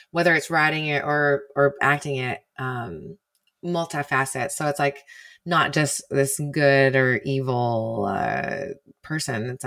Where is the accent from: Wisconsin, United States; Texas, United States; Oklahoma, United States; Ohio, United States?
Texas, United States; deep in the heart of the Bible Belt, too.